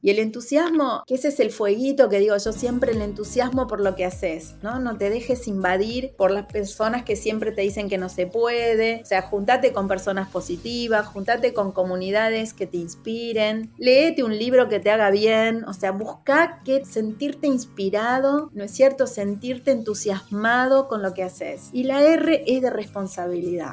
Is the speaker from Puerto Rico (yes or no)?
no; Argentina; Yo soy argentina